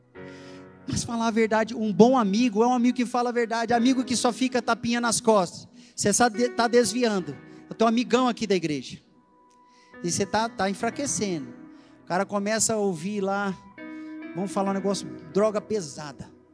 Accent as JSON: {"language": "Portuguese", "country": "Brazil", "said": "como um bom brasileiro assiste, que assiste novela da Globo"}